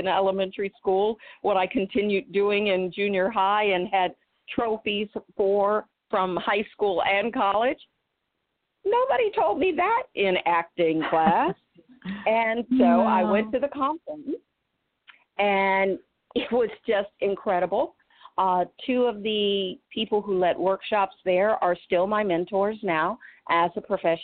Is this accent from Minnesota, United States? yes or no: no; Illinois and Michigan, United States; moved away as an adult; also born or lived in Boston / Atlanta; I grew up in the Midwest, Illinois and Michigan.